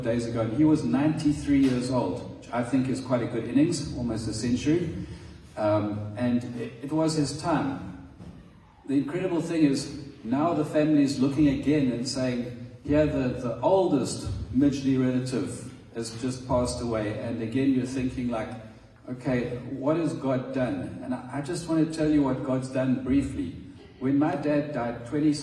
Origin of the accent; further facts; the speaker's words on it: South Africa; moved away as an adult; now in Madagascar; we are South African.